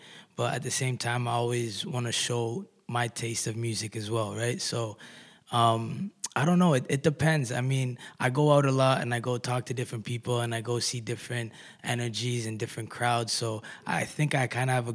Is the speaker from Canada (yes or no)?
yes; Kitchener, Ontario, Canada; I'm an artist from Kitchener-Waterloo.